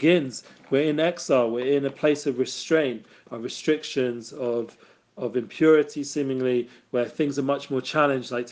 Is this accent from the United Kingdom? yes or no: yes; England, United Kingdom; I grew up in England